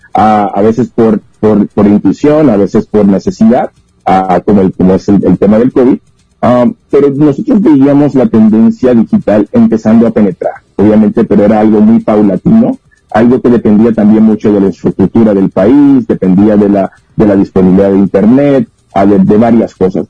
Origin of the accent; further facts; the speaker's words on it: Puerto Rico; now in Mexico; Yo soy de Puerto Rico